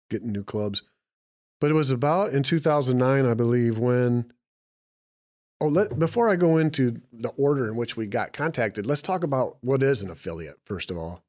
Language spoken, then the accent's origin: English; Michigan, United States; We're from Michigan